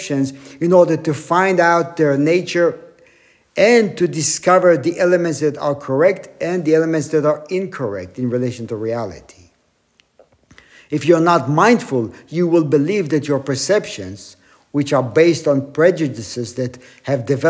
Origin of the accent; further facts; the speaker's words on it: Israel; now in Wyckoff, United States; growing up in Israel, still having family there.